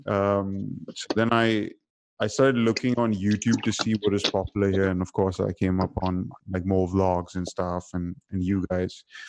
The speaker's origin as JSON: {"language": "English", "region": "Dubai", "country": "United Arab Emirates", "tie": "born or raised there", "said": "because I grew up in Dubai"}